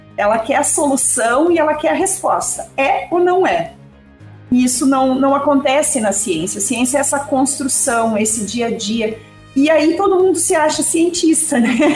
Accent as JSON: {"language": "Portuguese", "town": "Ivorá", "region": "Rio Grande do Sul", "country": "Brazil", "said": "eu sou de Ivorá, uma cidade aqui da região da Quarta Colônia, uma cidade de 2 mil habitantes"}